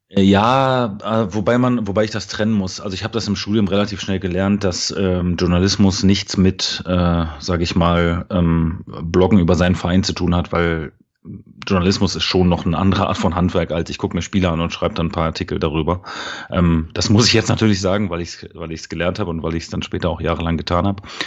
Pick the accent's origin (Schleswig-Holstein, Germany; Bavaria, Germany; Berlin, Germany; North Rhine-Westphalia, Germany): Berlin, Germany; moved away as an adult; now in Dortmund, Germany; ich bin im äh, schönen Berlin-Spandau geboren. Ähm, bin äh, dort auch aufgewachsen